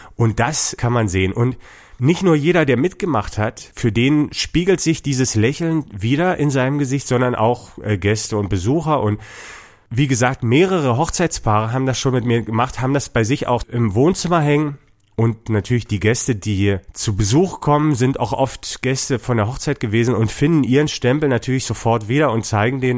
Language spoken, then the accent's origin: German; Dresden, Saxony, Germany; ich komme aus Dresden